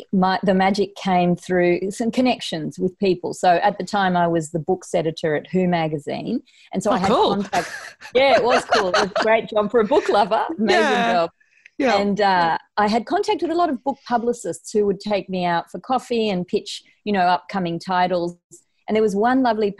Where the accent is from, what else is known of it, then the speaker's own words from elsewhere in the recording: Uruguay; now in Sydney, Australia; Uruguay, which is where I was born in South America.